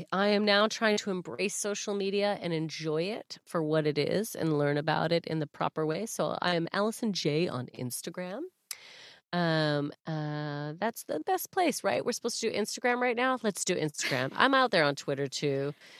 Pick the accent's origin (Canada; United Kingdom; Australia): Canada; You'd be the denim jacket and I'd be the jeans, right? We are Canadian.